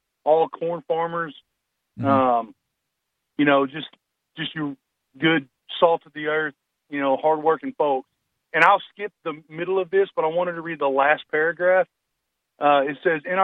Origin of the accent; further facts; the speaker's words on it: Arkansas, United States; also born or lived in Woodford County, Illinois; I'm born and raised in Arkansas